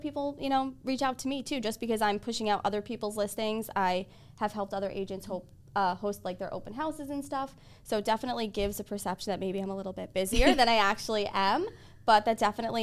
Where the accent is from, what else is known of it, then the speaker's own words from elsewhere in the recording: Babylon, New York, United States; I'm from Babylon.